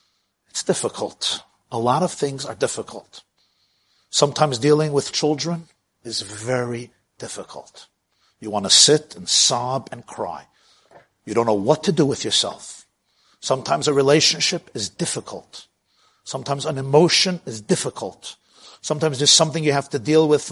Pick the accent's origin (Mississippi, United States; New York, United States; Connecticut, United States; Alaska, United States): New York, United States; New York City; I grew up in Brooklyn